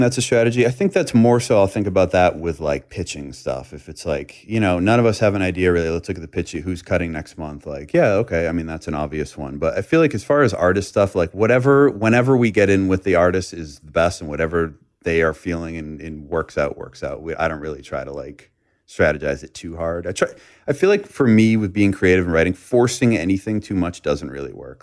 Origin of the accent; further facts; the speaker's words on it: Boston, Massachusetts, United States; moved away as an adult; also born or lived in Los Angeles; now in Nashville, United States; I grew up in the Northeast